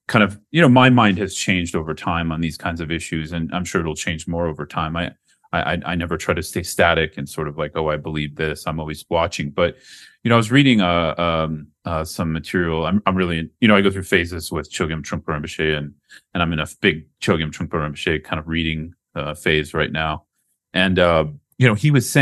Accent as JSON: {"language": "English", "country": "United States", "tie": "born or raised there", "also_born_or_lived": "Mexico", "moved": "as an adult", "lives_now": "Colombia", "said": "growing up in the United States"}